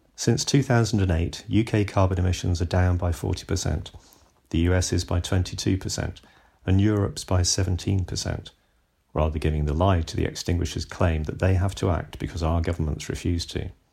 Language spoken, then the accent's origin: English; Bristol, South West England, United Kingdom; My hometown of Bristol